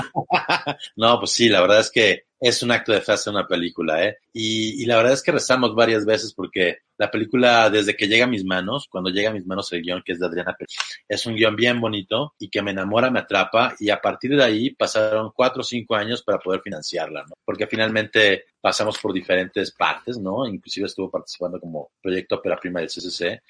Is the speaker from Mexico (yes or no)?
yes; Acapulco, Guerrero, Mexico; moved away; Yo que soy de Acapulco, como bien dices, llego a la ciudad y wow, es muy fuerte